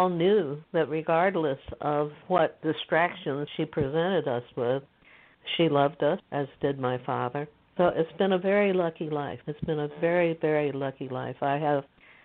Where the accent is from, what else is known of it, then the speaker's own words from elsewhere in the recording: United States; also born or lived in Beijing, China; having grown up in this country as an Asian